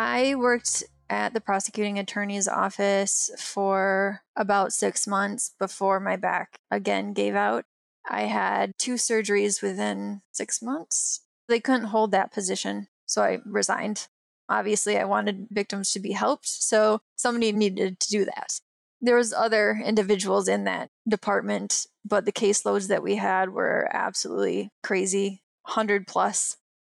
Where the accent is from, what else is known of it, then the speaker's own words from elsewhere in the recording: Michigan, United States; moved away; I'm from Michigan, I was a gymnast